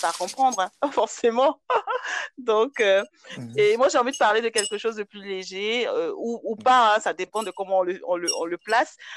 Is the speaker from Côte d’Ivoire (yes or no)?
yes; Côte d’Ivoire; Moi, j'ai grandi en Côte d'Ivoire